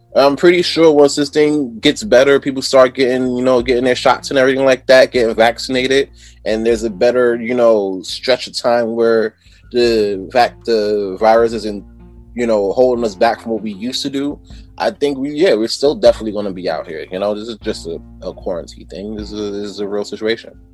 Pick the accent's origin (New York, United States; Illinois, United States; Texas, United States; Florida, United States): New York, United States; New York City; moved away as an adult; now in Poughkeepsie, United States; originally I'm from Brooklyn